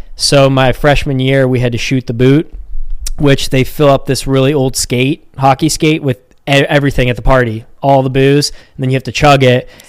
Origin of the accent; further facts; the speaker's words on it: Pittsburgh, Pennsylvania, United States; born and raised in Pittsburgh. Uh, we still live here